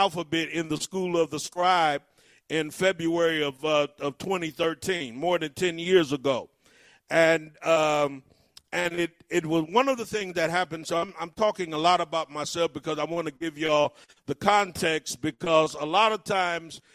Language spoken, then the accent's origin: English; Cleveland, Ohio, United States; I grew up in Cleveland, Ohio